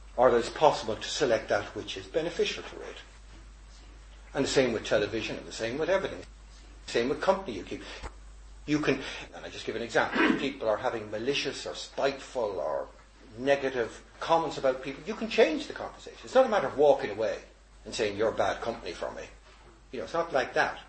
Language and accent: English; Dublin, Leinster, Ireland; I've gone from husband all the way to being Dubliner, to being Irishman, to European